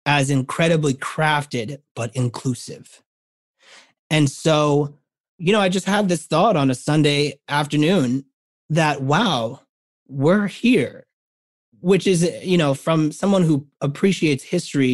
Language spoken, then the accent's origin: English; New York City, New York, United States; a New Yorker